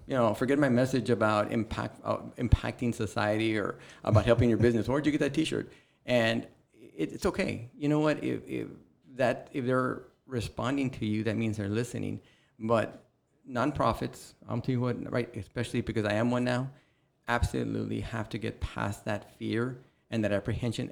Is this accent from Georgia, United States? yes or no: no; Rio Grande City, Texas, United States; I'm originally from Rio Grande City, which is just west of here